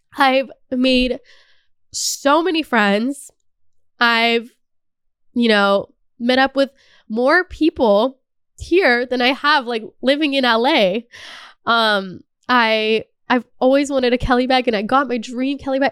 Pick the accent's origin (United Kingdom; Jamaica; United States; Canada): Canada